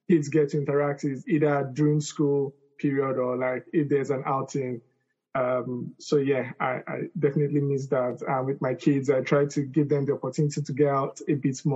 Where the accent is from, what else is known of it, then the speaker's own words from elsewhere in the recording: Lagos, Nigeria; now in United Kingdom; growing up in Lagos, um, I missed that communal living. We used to live in like blocks of flats